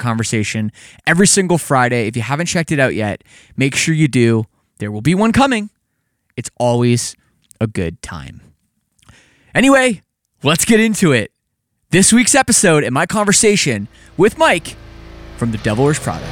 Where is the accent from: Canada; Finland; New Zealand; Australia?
Canada; despite me being Canadian